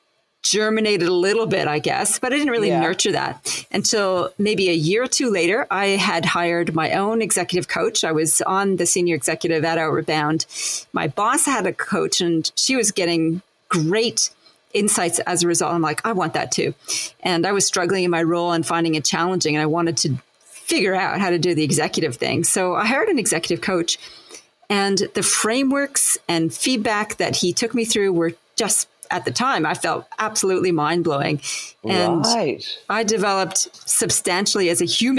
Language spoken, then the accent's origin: English; Winnipeg, Manitoba, Canada; accent: Canadian; moved away as an adult; also born or lived in Montreal; now in Australia; after high school, I moved from Winnipeg to Montreal